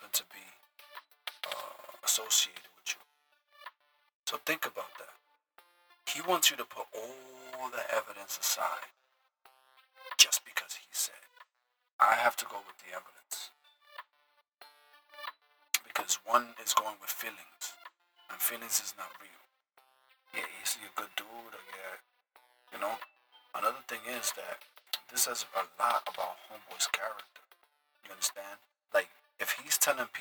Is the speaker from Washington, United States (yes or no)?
no; New York City, New York, United States; I'm from the Bronx